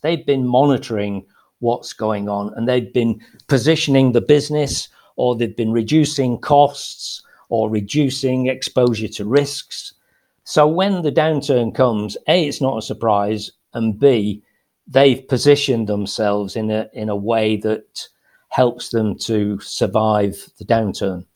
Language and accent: English; Lancashire, Greater Manchester, North West England, United Kingdom; moved away as an adult; now in Spain; I was brought up in, uh, in Lancashire, so Greater Manchester